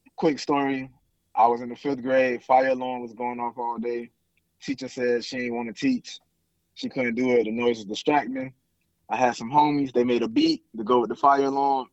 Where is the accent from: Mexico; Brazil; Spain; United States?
United States; Miami, Florida; now in Houston, United States; growing up in Miami